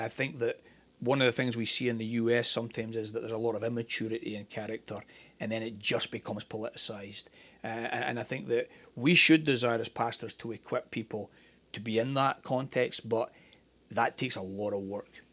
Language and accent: English; Scotland, United Kingdom; moved away as an adult; also born or lived in Northern Ireland; now in United States; I'm Scottish